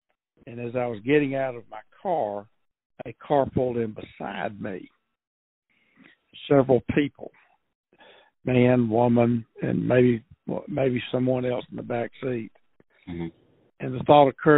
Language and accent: English; Athens, Georgia, United States; also born or lived in Minneapolis; I was born in Athens and have lived here all but 2 years when I got out of college and moved to Minneapolis